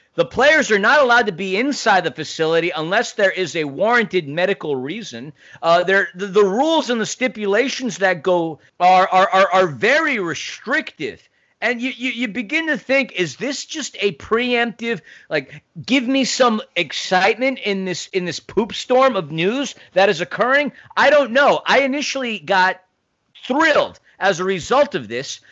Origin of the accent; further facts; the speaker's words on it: New York City, New York, United States; I grew up in New York City